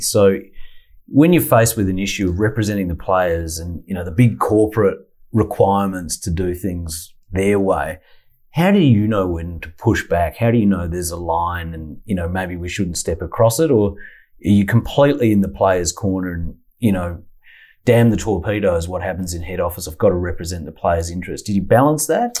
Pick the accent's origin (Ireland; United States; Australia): Australia; Adelaide, South Australia; moved away as an adult; I'm from Adelaide, and yeah. I, I, left on about my 19th birthday and got out of there.